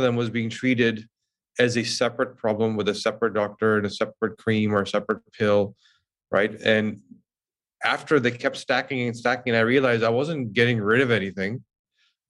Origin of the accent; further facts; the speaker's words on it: Vancouver, British Columbia, Canada; moved away as an adult; now in Toronto, Canada; I moved from Vancouver to Toronto and didn't know anybody